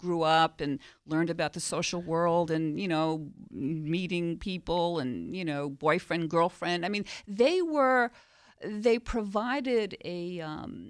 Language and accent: English; New York City, New York, United States; I grew up in Queens, New York